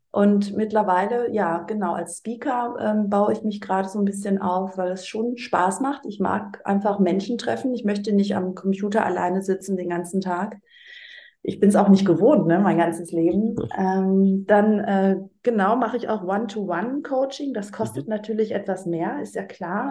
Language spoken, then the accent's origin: German; Greece; das als Griechin